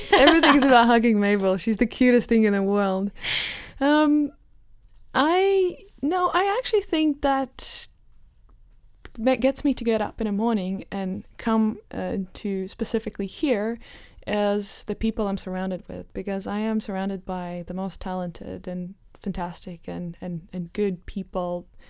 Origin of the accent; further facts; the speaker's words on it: Riga, Latvia; now in Amsterdam, Netherlands; I'm from Latvia, um, originally from Riga